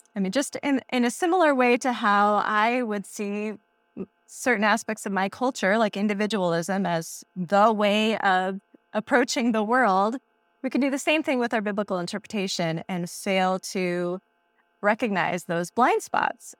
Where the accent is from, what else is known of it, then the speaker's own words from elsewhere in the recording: United States; we read that as Americans